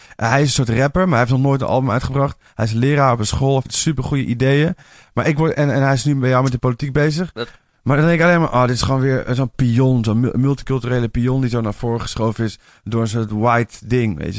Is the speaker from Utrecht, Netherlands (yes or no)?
yes; Amersfoort, Utrecht, Netherlands; moved away; Ik kom uit Amersfoort oorspronkelijk